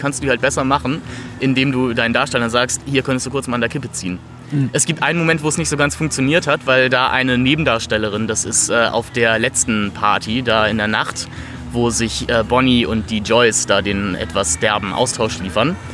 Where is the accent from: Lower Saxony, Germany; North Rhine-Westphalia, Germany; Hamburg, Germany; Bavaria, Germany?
Hamburg, Germany; Nee, ich, wie gesagt, ich komme aus Hamburg, ich hasse Menschen, die winken.